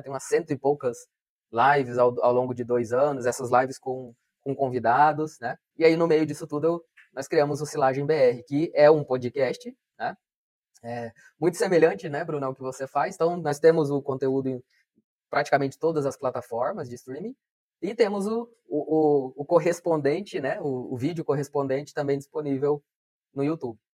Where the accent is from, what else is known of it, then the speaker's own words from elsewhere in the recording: Colorado do Oeste, Rondônia, Brazil; moved away; Colorado do Oeste, que é a minha cidade natal, eu nasci aqui, né? Então, voltei para trabalhar aqui